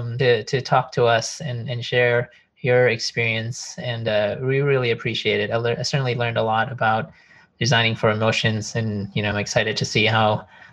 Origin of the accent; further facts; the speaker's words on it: United States; being American, we eat a lot of meat and we love our steaks and burgers.